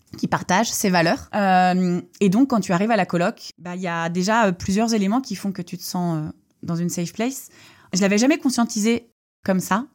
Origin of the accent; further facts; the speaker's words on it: Lorient, Brittany, France; also born or lived in Ploemeur; Les premières années en primaire, j'ai été euh, dans plusieurs écoles à Lorient